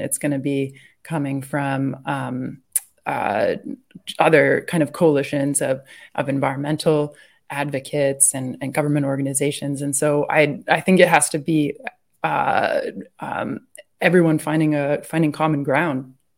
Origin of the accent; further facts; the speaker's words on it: New Hampshire, United States; I'm from New Hampshire and I grew up out in the woods